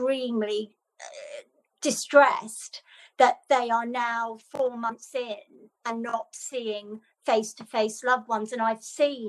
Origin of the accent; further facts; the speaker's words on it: Ireland; moved away; I'm Irish, Robert, and my family in Ireland